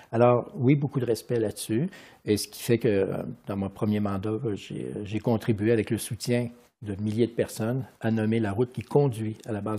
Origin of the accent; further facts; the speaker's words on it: Quebec, Canada; born there; j'ai des racines italiennes, espagnoles, françaises et je suis né au Canada, au Québec.